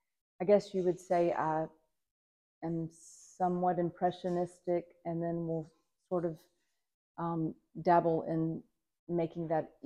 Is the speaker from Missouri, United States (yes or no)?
no; Mobile, Alabama, United States; moved away as an adult; also born or lived in Nashville, Tennessee / Dallas, Texas; now in Pawleys Island, United States; I was born in Nashville, Tennessee, actually, but I grew up in Mobile, Alabama. I claim Mobile as home. Mm-hmm. We moved to Pawleys Island 13 years ago.